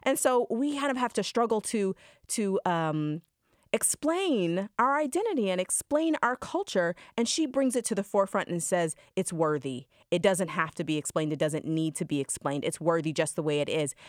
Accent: Georgia, United States; a black woman growing up in Georgia

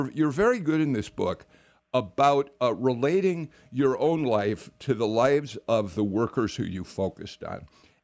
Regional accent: Chicago, Illinois, United States; I grew up in Chicago.

